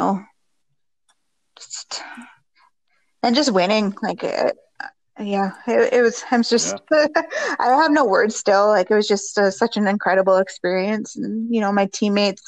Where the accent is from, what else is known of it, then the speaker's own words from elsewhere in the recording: Thunder Bay, Ontario, Canada; we're all from Thunder Bay